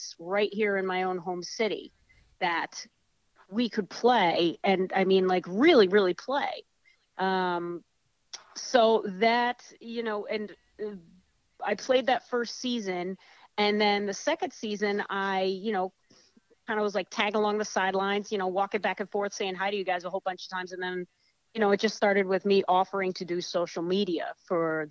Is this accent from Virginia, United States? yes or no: no; South Shore, Massachusetts, United States; basically raised in Massachusetts around the Boston area. And pretty much everybody from Massachusetts says we're from the Boston area anyway. But I grew up down the South Shore